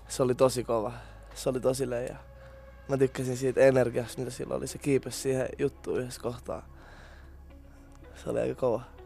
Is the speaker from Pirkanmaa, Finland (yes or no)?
yes; Tampere, Pirkanmaa, Finland; mä oon ite Tampereelta